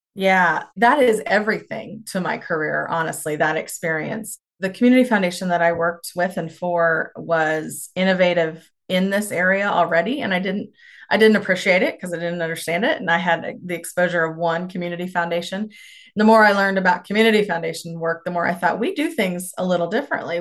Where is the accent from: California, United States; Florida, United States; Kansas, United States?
Kansas, United States; Stockton; now in Norton, United States; I grew up in Stockton, Kansas, and Rooks County